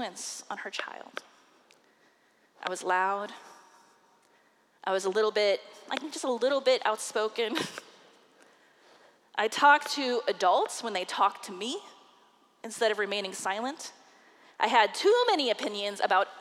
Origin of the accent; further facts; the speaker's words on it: Des Moines, Iowa, United States; I preached my first sermon in the pulpit of First United Methodist Church of Des Moines, Iowa, under the guiding hands of pastors Reverend Del Dawes and Reverend Dennis Tevis